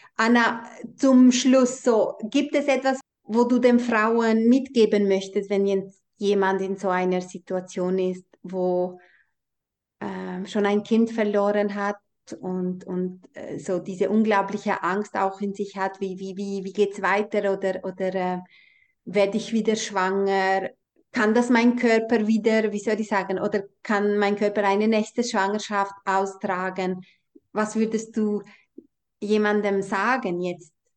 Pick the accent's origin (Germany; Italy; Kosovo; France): Kosovo; moved away; ich bin ja in Kosovo aufgewachsen oder in dieser albanischen Kultur